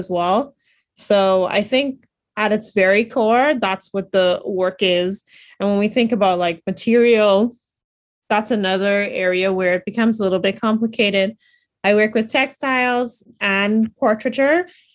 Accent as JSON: {"language": "English", "country": "Bahamas", "tie": "born or raised there", "said": "growing up in the Bahamas, I didn't really have a lot of exposures to art museums and galleries"}